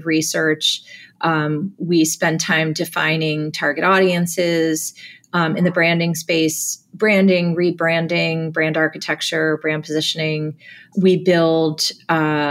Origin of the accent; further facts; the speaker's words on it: New Jersey, United States; I was born and raised in New Jersey